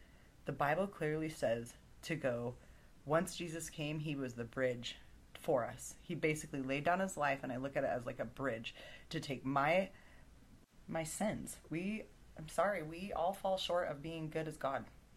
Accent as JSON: {"language": "English", "country": "United States", "said": "I'm an American"}